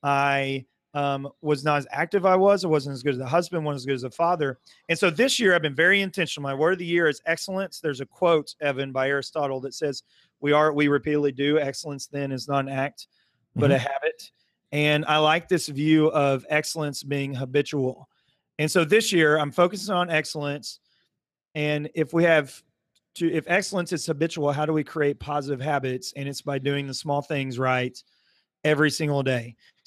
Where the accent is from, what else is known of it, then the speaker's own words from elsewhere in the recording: Muskogee, Oklahoma, United States; now in Broken Arrow, United States; I'm originally from Muskogee, now live in Broken Arrow.